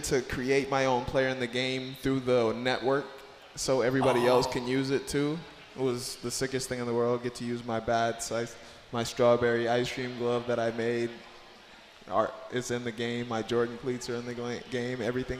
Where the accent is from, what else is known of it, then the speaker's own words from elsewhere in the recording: Bahamas; growing up in the Bahamas was definitely a blessing